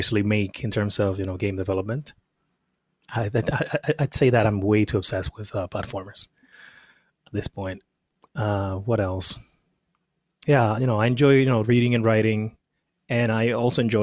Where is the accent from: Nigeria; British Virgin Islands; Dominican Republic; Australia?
Dominican Republic; moved away as an adult; now in United States; I was born and raised in the Dominican Republic. I came to the U.S. when I was 19